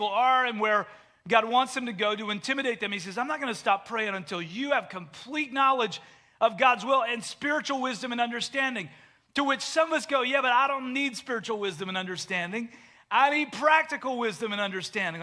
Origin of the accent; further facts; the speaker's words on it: Canada; moved away as an adult; also born or lived in Delaware; I grew up in Canada